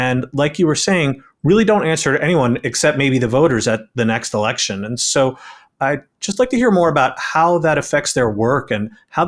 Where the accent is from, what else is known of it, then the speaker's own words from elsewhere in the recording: New York City, New York, United States; I'm from New York City